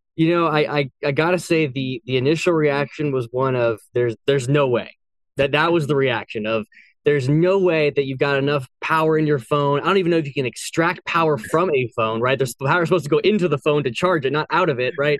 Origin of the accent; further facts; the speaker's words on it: San Francisco area, California, United States; also born or lived in Boston; I was born and raised in California. I grew up there.